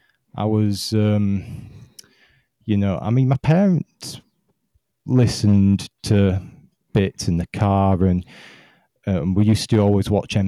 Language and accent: English; Yorkshire and the Humber, United Kingdom; I hail from South Yorkshire in the United Kingdom.